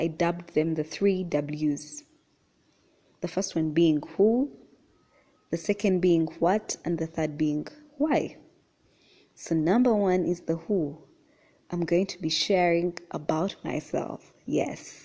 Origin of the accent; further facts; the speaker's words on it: Uganda; I was born and raised in Uganda.